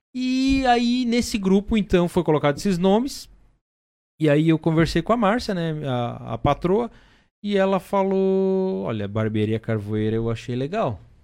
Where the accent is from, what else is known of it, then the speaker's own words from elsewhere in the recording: Blumenau region, Santa Catarina, Brazil; moved away as an adult; also born or lived in Timbó; Eu sou lá da região de Blumenau